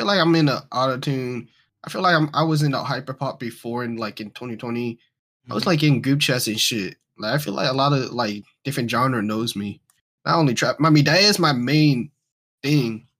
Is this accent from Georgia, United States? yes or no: yes; Atlanta, Georgia, United States; I'm from Georgia and Atlanta.